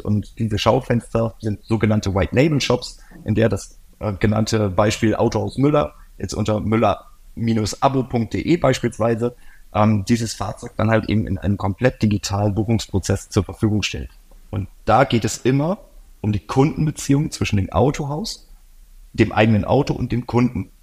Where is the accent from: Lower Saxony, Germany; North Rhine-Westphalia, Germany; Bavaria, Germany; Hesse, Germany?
Lower Saxony, Germany; Oldenburg; Ich bin in Norddeutschland groß geworden, Oldenburger Kind